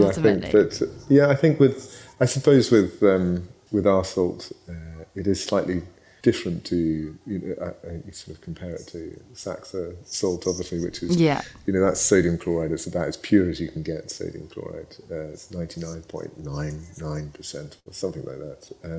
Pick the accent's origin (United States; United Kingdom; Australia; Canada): United Kingdom; Scotland; I was born in Ayrshire, so I was born and bred in Ayrshire. I was sent off to school, and it got beaten out of me, I think. But but no, I am 100% Scottish